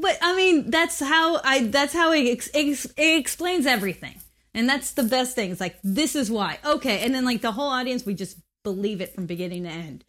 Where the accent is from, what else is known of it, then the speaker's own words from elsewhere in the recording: Mexico; I grew up in Mexico